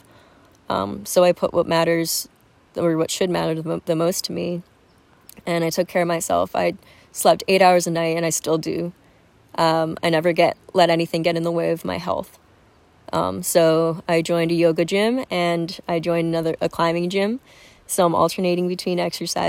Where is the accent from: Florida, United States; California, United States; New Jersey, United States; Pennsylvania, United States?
New Jersey, United States; moved away as an adult; now in San Diego, United States; I come from Jersey